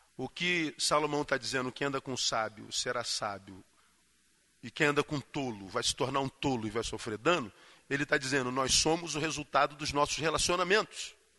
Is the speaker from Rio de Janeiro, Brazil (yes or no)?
yes; Rio de Janeiro, Brazil; Eu sou carioca, estou acostumado com, com, com calor